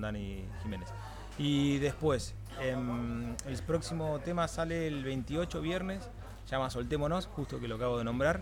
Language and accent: Spanish; Mar del Plata, Buenos Aires Province, Argentina; now in Barcelona, Spain; los que somos de Mardel o de interior